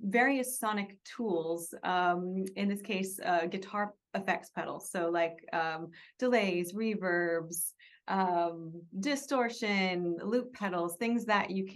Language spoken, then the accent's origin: English; Kauai, Hawaii, United States; also born or lived in New York / London / Los Angeles; now in Joshua Tree, United States; I grew up in Kauai, but I don't have Hawaiian roots per se